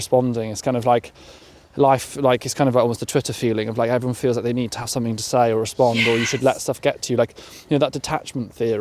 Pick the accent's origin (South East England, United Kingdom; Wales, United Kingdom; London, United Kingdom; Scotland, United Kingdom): Wales, United Kingdom; Carmarthenshire; also born or lived in Pembrokeshire; I grew up in Carmarthenshire